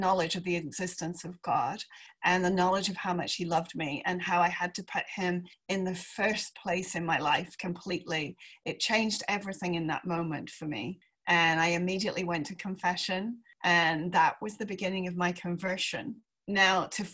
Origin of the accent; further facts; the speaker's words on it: England, United Kingdom; moved away as an adult; also born or lived in Palm Beach, United States; I am English